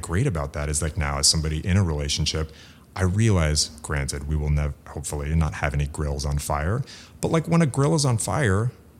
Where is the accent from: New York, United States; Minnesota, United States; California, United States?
California, United States; San Diego; born there; And I happen to love San Francisco, and I was born in San Diego, like the son of European immigrants.